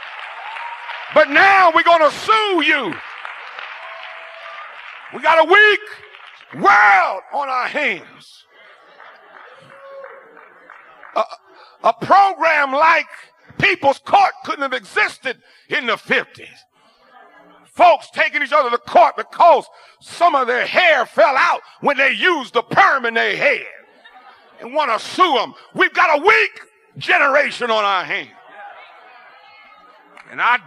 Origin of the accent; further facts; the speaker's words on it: Ohio, United States; I'm from Ohio, and even growing up in Ohio, we had basement cellars